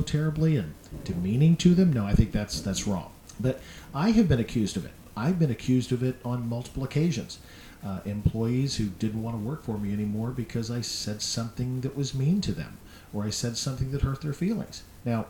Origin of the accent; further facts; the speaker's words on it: Indianapolis, Indiana, United States; I'm from Indianapolis